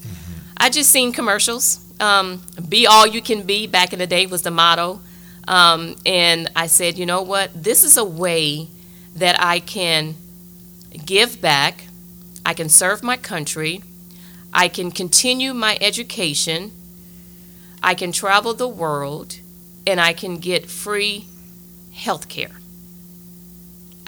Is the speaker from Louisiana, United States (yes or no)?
yes; Lafayette, Louisiana, United States; moved away as an adult; return back to my hometown